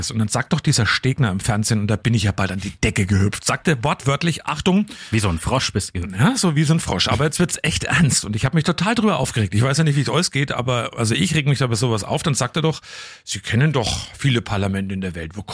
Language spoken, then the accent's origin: German; Coburg, Bavaria, Germany; bei uns damals, wo wir aufgewachsen sind in Coburg-Neusses, Glenter Straße, da waren wir eben auch mal dann am Wochenende an so einer Baustelle unterwegs spielen.